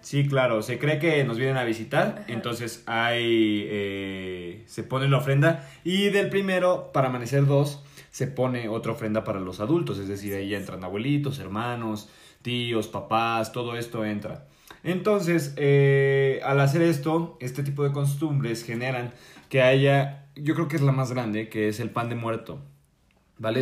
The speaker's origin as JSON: {"language": "Spanish", "country": "Mexico", "said": "nosotros como mexicanos"}